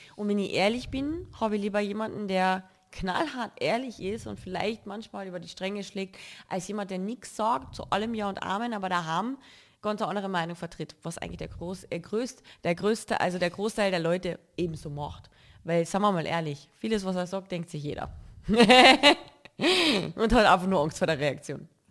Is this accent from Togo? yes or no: no; Carinthia, Austria; now in Cologne, Germany; ich sehe Köln jetzt nicht als meine Heimat. Ich lebe dort und ich fühle mich wohl, aber Heimat verspüre ich hier